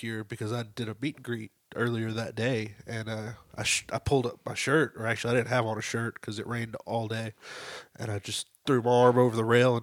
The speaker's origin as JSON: {"language": "English", "region": "Tennessee", "country": "United States", "said": "I'm from Tennessee"}